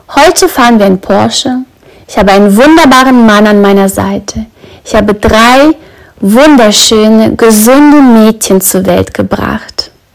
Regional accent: Brandenburg, Germany; Ich weiß, wo ich aufgewachsen bin. In Brandenburg.

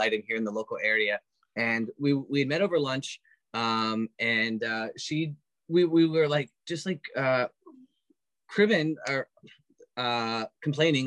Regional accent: Titusville, Pennsylvania, United States; now in Erie, United States; I am from Titusville

